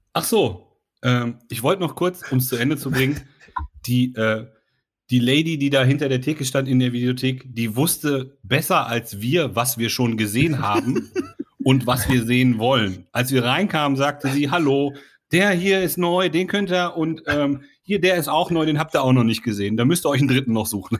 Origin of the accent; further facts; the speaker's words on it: Sauerland, North Rhine-Westphalia, Germany; bin ich im Sauerland aufgewachsen